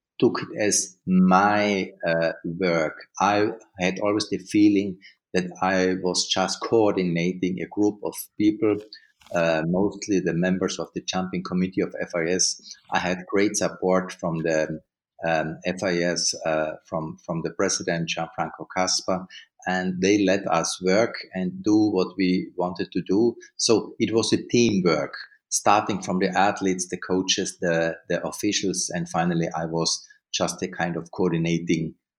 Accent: Seeboden, Carinthia, Austria; In the southern part of Austria. Ski jumping fans knows it's nearby Planica in Slovenia and nearby Villach, which is a small town nearby my village. My village is on a lake, Milchstetter See, and the village is known Seeboden.

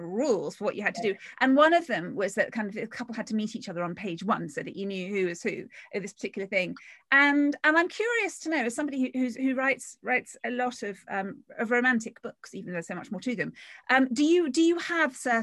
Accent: London, United Kingdom; a Londoner, and I love London

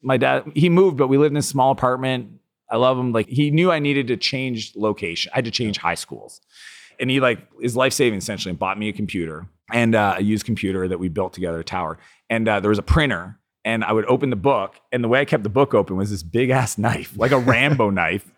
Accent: Canada; I'm Canadian

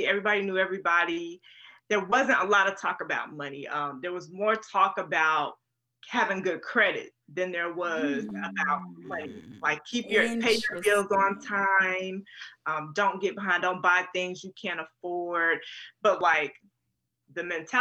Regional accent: North Carolina, United States; moved away as an adult; also born or lived in Florida / Rhode Island / Tennessee / California; originally I'm from North Carolina and my husband is also from North Carolina. We're high school sweethearts

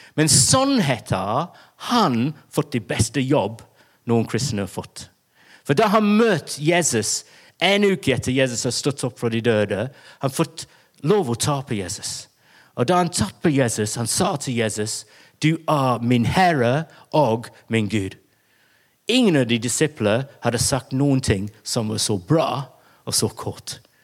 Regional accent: England, United Kingdom; Norwegian is a second language; now in Bergen, Norway; jeg er engelsk, og det er jeg

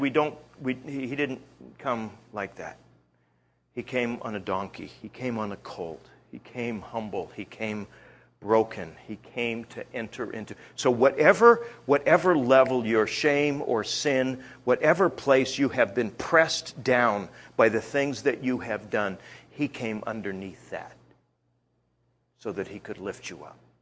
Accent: Canada; I'm Canadian.

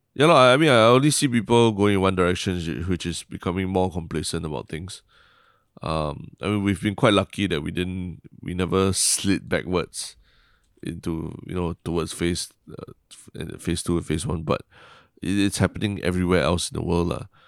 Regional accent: Singapore; Still, then still Singaporean, lah.

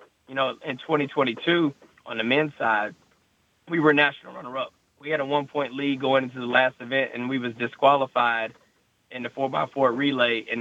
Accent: Thomasville, Georgia, United States; moved away as an adult; also born or lived in Rome, Georgia / Melbourne, Florida; I'm originally from Thomasville, Georgia. So it's just north of Tallahassee, Florida. So I grew up in South Georgia

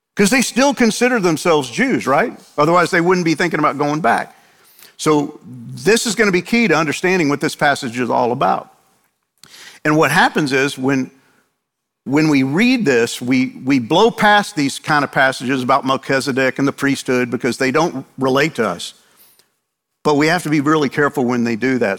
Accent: New York, United States; moved away; I grew up in New York, and I know all about Italians

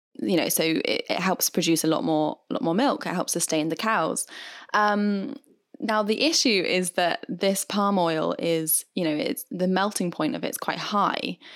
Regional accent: United Kingdom; I am British after all

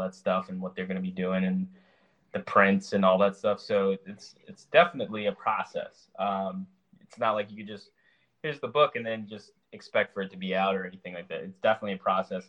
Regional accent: California, United States; now in Charlotte, United States; growing up in California and then later on moving to Charlotte, North Carolina

